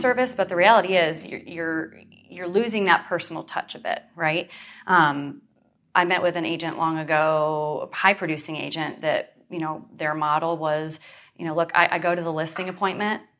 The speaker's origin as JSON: {"language": "English", "region": "Western New York", "country": "United States", "tie": "born or raised there", "moved": "as an adult", "lives_now": "Central Florida, United States", "said": "I grew up in New York, Western New York"}